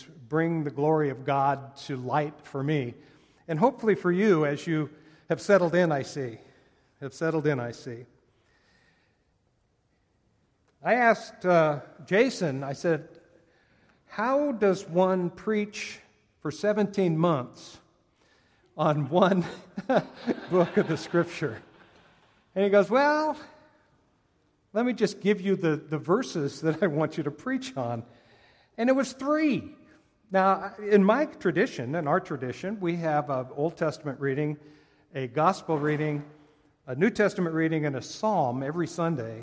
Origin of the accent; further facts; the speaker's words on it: Oakland, California, United States; I was born in Oakland, California